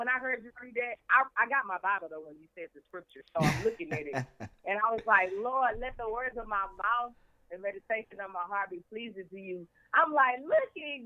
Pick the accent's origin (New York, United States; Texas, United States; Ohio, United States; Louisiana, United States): Louisiana, United States; Baton Rouge; I am born and raised in Baton Rouge, Louisiana. That is where I am from